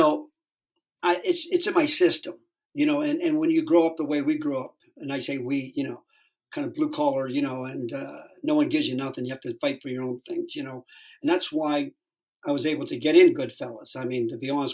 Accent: Sharon, Pennsylvania, United States; now in West Hollywood, United States; I grew up in Sharon, Pennsylvania, right over the border

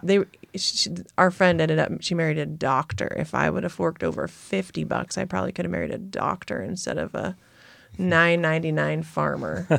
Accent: Nebraska, United States; now in Montana, United States; growing up in Nebraska, it was corn and soybeans.

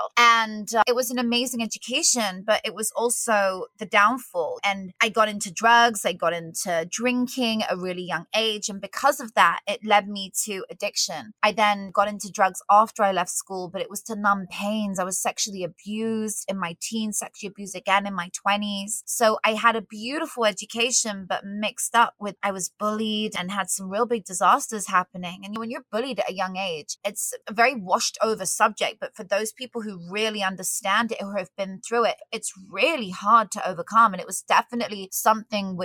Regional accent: United Kingdom; now in Vancouver, Canada; I was born in the UK

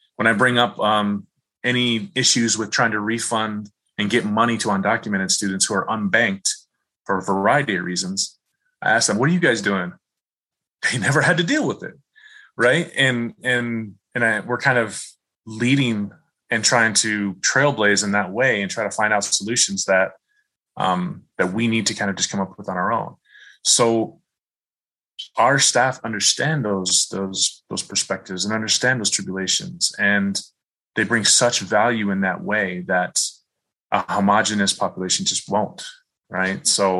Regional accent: Midwest, United States; growing up in the Midwest, very culturally homogenous. I remember in my high school and even college, there were very few minorities, including Black people in school.

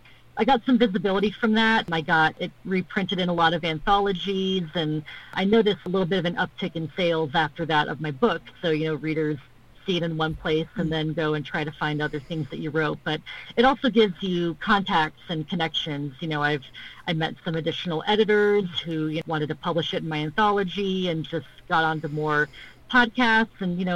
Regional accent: Middle East, Bahrain; also born or lived in Saudi Arabia; you know, I'm American and also Palestinian. I grew up in the Middle East, Bahrain and Saudi Arabia.

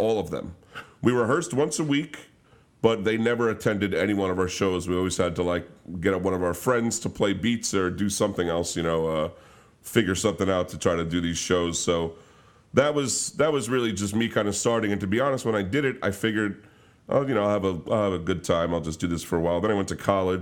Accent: Flushing, United States; people I grew up with in Flushing

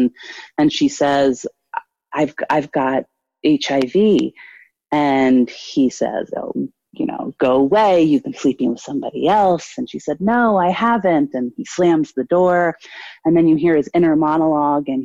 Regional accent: Washington, District of Columbia, United States; moved away as an adult; now in New York, United States; I grew up in Washington, D.C.

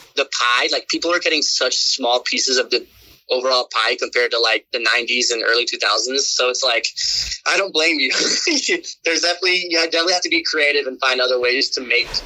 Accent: Houston, Texas, United States; moved away as an adult; also born or lived in Austin, Texas; now in Los Angeles, United States; we happen to be in Houston, my hometown

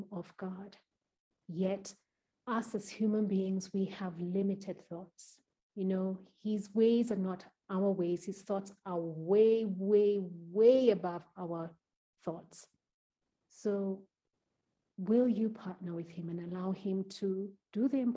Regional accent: Kenya; Kenya being my home country

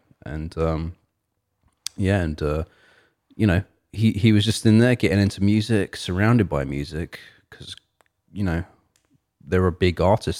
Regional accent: England, United Kingdom; And I'm from England, but like, you know, I'm not from London.

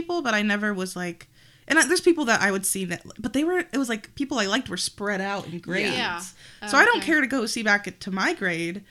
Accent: Northwest Ohio, United States; moved away; we're both from the Northwest Ohio area

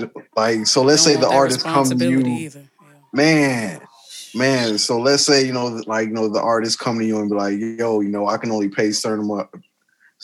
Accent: South Suburbs, Illinois, United States; also born or lived in Madison; I'm from the South Suburbs

